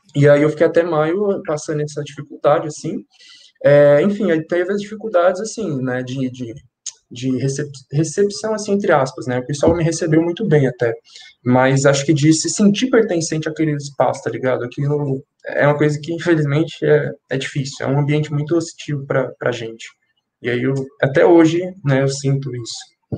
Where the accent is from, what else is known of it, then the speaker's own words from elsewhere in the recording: São Paulo, Brazil; now in Guarulhos, Brazil; eu nasci e cresci em São Paulo, na, no extremo norte de São Paulo, na Brasilândia. É, na adolescência, eu me mudei para Guarulhos com a minha família